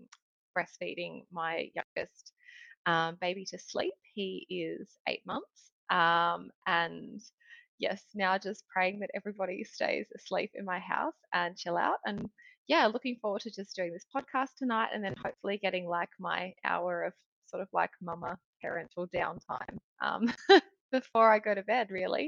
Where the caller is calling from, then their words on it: Sydney, New South Wales, Australia; So life update, I am tuning in from Sydney and it's 8 o'clock here.